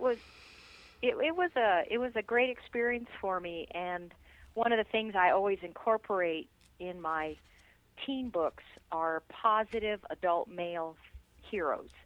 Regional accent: New Mexico, United States; now in Colorado Springs, United States; I grew up in New Mexico, and uh, loved growing up there, and I love living in Colorado.

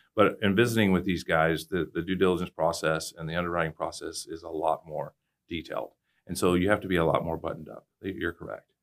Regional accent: Katy, Texas, United States; also born or lived in Cypress, Texas; I live out in Katy now. I'm from Katy, but I moved back out there about five years ago

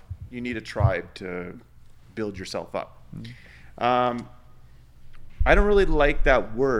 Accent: Canada; I'm Canadian

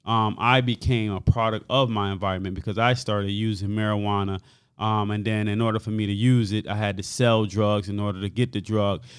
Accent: Hartford, Connecticut, United States; I grew up on Earl Street, and Earl Street, I would say, in the early seventies

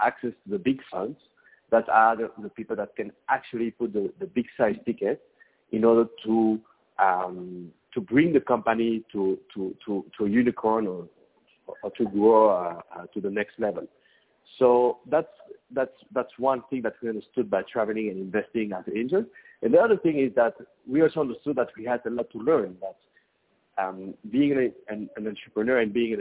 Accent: Belgium; moved away as an adult; now in Mexico; I'm actually from Belgium in Europe, and mm-hmm. I moved into Mexico 15 years ago

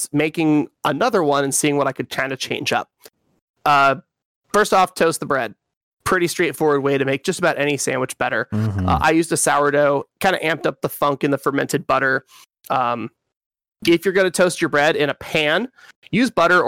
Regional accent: Western Washington, United States; I'm from Western Washington

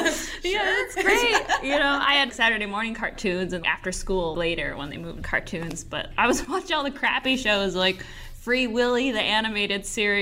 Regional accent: Scandia, Michigan, United States; moved away; I'm from Scandia, Michigan. No one will know where that is. Maybe one person will know where Marquette, Michigan is. I'm outside of that, but other than that, it's 8 hours north of Detroit.

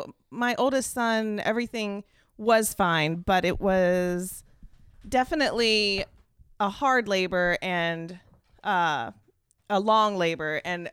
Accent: United States; which I wasn't comfortable with because I'm American.

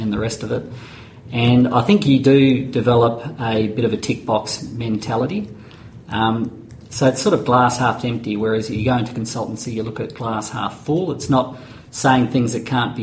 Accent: Mount Eliza, Victoria, Australia; I'm from Mount Eliza down that way.

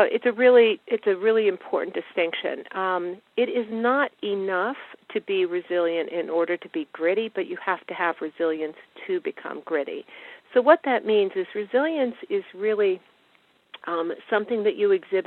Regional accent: Washington, District of Columbia, United States; I grew up in Washington, which is where I live now

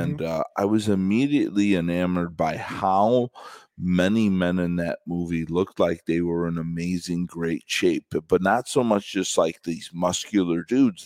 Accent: Chicago, Illinois, United States; I'm from Chicago

